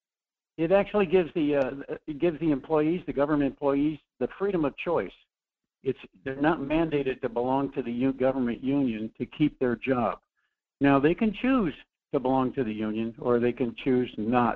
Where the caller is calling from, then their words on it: Anchorage, Alaska, United States; from Anchorage, where the phones work.